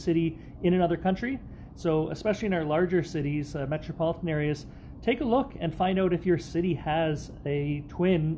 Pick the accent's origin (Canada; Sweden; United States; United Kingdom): Canada; my home country of Canada